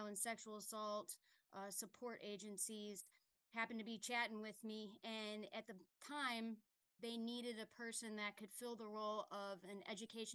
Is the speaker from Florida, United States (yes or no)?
no; Chicago, Illinois, United States; moved away; also born or lived in upstate New York; I'm originally from Chicago